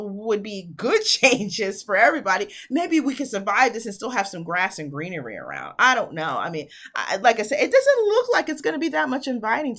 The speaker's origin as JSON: {"language": "English", "country": "United States", "moved": "yes", "said": "I'm originally from New York"}